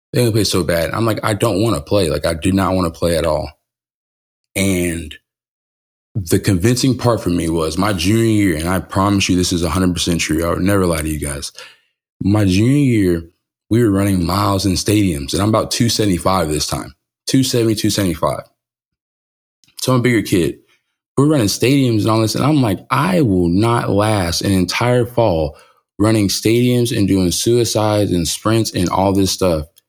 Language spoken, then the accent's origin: English; California, United States; moved away; When I was growing up in California